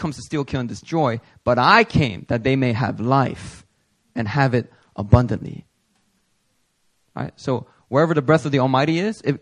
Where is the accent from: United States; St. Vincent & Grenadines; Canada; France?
United States; Philadelphia, Pennsylvania; I remember growing up in Philly